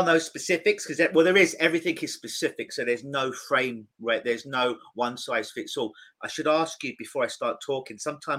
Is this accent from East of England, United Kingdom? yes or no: no; London, United Kingdom; now in Toronto, Canada; I'm in Toronto now. I'm from London.